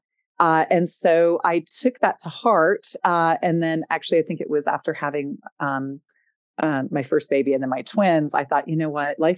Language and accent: English; Canada; moved away as an adult; also born or lived in Oxford, England; now in United States; I grew up in Canada and studied in England at Oxford University